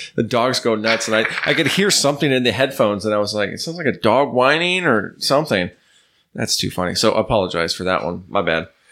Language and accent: English; New York, United States; it's not not my native land, but that's where I grew up, so that's like my uh, my home